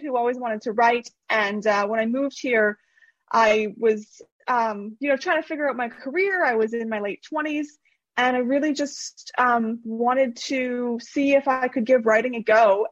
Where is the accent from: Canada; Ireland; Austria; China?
Canada; moved away as an adult; now in Australia; I'm originally from Canada, so that you, might hear my accent